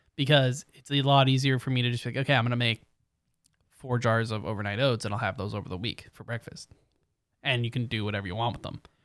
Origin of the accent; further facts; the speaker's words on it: Canada; we are Canadian